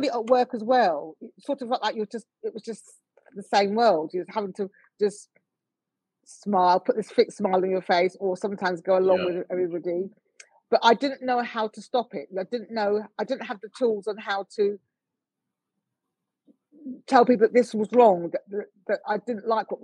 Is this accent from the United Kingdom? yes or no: yes; United Kingdom; I'm born here. I'm British born.